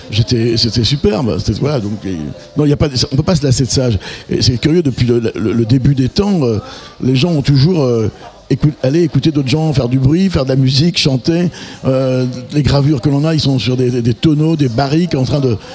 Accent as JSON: {"language": "French", "country": "France", "said": "On est vraiment des Français"}